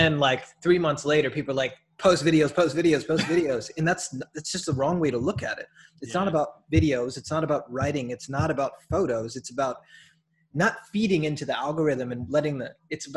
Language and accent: English; Minneapolis, Minnesota, United States; now in Milwaukee, United States; I'm from Minneapolis actually